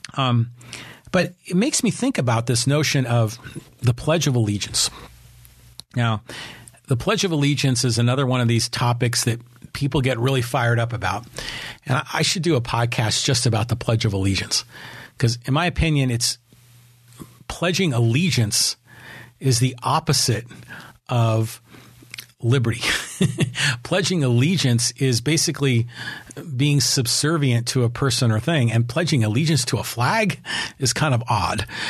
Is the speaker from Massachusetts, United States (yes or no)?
no; Burlingame, California, United States; also born or lived in San Francisco; I was raised in Burlingame, which is right next to San Mateo.